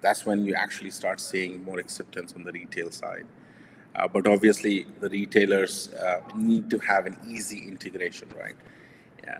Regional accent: India; I'm Indian, so we value gold

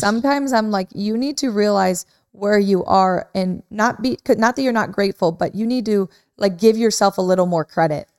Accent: Midwest, United States; moved away

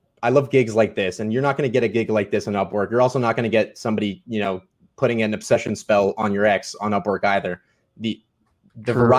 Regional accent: Canada; I'm Canadian

